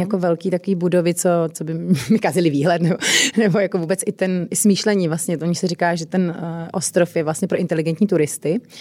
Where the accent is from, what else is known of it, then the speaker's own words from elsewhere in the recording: Czechia; u nás v Čechách